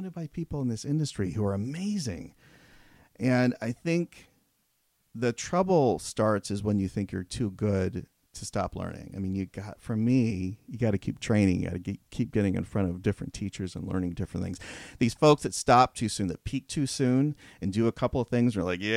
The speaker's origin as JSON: {"language": "English", "town": "Fresno", "region": "California", "country": "United States", "also_born_or_lived": "Porterville, California", "moved": "as an adult", "said": "I'm from the Central Valley of California, mm-hmm. and so from Fresno. I was born in Porterville"}